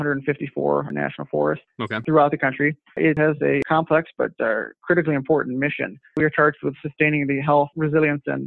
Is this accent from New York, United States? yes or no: no; Lansing, Michigan, United States; also born or lived in Washington, D.C. / Cadillac, Michigan; I grew up in Lansing, actually